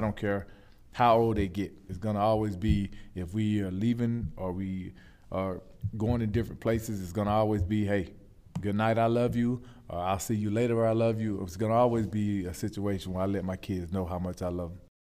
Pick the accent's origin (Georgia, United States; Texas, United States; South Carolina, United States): Georgia, United States; Shellman; moved away as an adult; also born or lived in Charlotte, North Carolina; I grew up in Shelman, Georgia